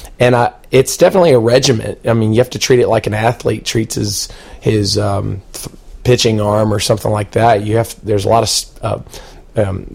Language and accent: English; Panama City, Florida, United States; I grew up in Panama City